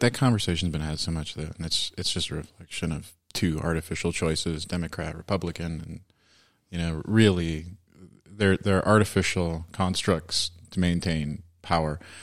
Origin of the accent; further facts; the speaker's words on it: Washington, District of Columbia, United States; I grew up in D C mostly.